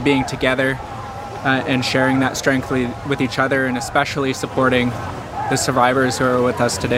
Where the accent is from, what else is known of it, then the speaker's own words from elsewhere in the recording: Sto:lo territory, British Columbia, Canada; I come from the Stalo territory. My grandma is from here